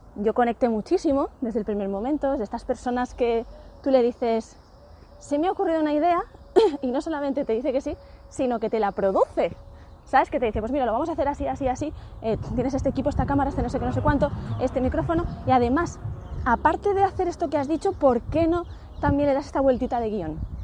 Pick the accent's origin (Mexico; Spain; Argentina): Spain; lo que somos todos los españoles